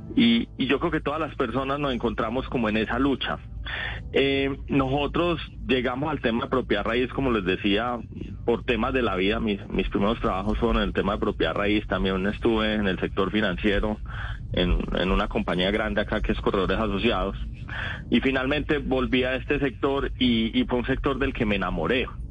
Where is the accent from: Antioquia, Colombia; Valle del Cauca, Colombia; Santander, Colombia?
Antioquia, Colombia; Paisa; se me nota que soy paisa